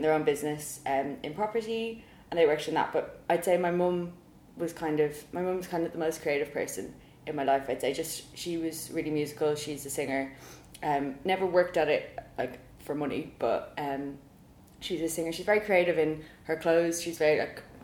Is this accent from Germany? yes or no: no; Dublin, Leinster, Ireland; accent: Irish; moved away as an adult; now in London, United Kingdom; I'm not losing my accent anytime soon either, so that's good. Although I do question my accent, because sometimes I'm like, oh yeah, I'm Irish